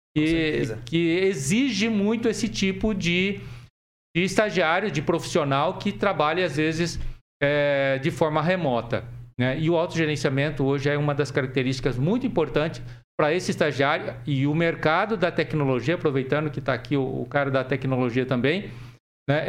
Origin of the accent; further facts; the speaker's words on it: Jussara, Paraná, Brazil; also born or lived in Assis Chateaubriand; Eu sou daqui do norte, nasci no norte tá. do Paraná, em Jussara